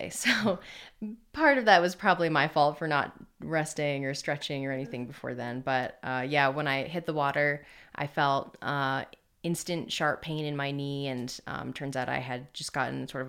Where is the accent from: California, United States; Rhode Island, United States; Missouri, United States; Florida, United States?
Rhode Island, United States; also born or lived in Connecticut; Yeah, I'm from Rhode Island originally.